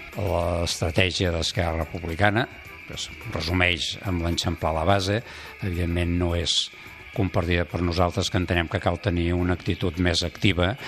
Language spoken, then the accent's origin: Catalan; Conca de Barberà, Catalonia, Spain; el d'on vaig néixer, a la Conca de Barberà